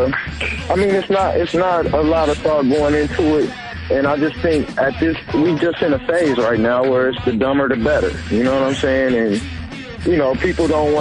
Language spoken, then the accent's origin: English; Ohio, United States; moved away; I'm from Ohio